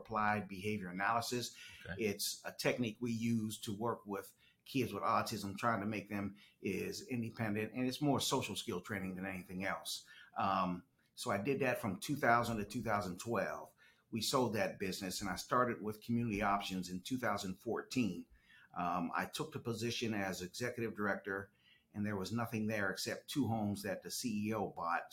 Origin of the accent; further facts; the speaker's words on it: Pittsburgh, Pennsylvania, United States; moved away as an adult; also born or lived in Chicago, Illinois; now in Moncks Corner, United States; I was born and raised in right outside Pittsburgh, Pennsylvania, Western Pennsylvania